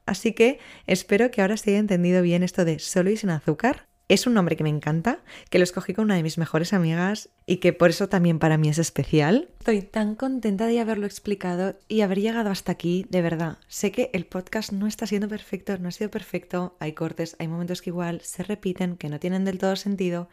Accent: Barcelona, Catalonia, Spain; soy de Barcelona, tengo 26 años

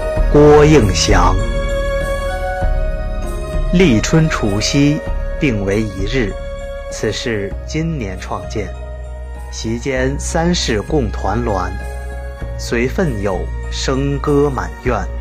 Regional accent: China; 春节大团圆，儿孙满堂，年年共守岁，是我们中国人最大的幸福。

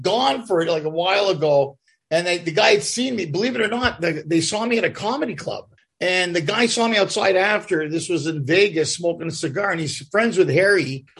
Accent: Canada; born there; You know, my parents are both Greek immigrants. I was born in Canada. And then I lived in London for a couple of years by accident.

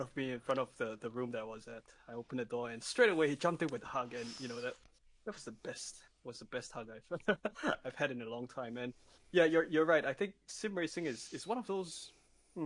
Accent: Singapore; I live in Singapore. I'm from Singapore

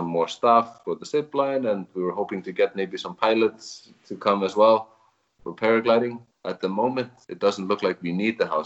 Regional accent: Reykjavik, Capital Region, Iceland; moved away as an adult; now in Vík, Iceland; I am originally from Reykjavik, but I started coming here to Vík

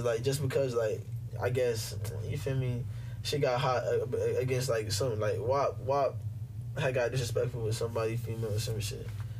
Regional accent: Jamaica; I'm Jamaican. I'm damn near Haitian. My stepdad who raised me is Haitian.

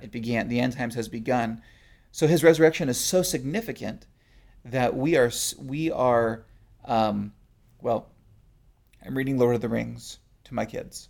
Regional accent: California, United States; I'm from California

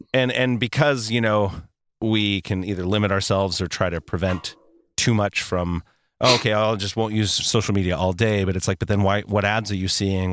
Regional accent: United States; an American who is also a Christian living in this world

